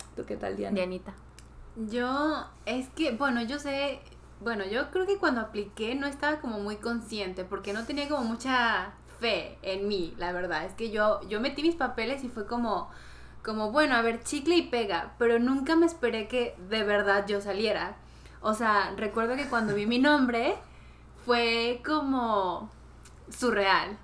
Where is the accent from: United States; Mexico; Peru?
Peru; now in South Korea; soy de Perú.